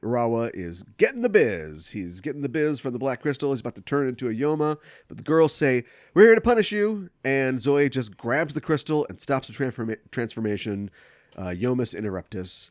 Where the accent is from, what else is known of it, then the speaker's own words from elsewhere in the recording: United States; growing up in America